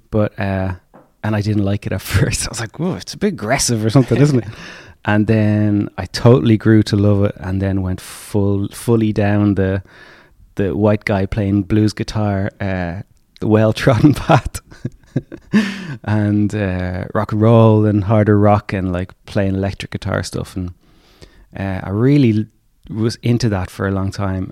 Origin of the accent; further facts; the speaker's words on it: County Clare, Munster, Ireland; I was born in County Clare